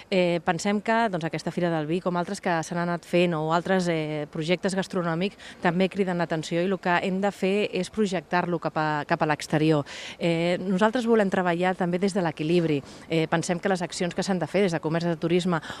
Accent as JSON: {"language": "Catalan", "town": "Tarragona", "region": "Catalonia", "country": "Spain", "said": "ho havia viscut doncs, com a tarragonina"}